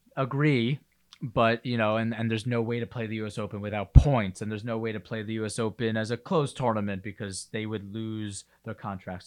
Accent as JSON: {"language": "English", "region": "New York", "country": "United States", "said": "obviously I'm a New Yorker"}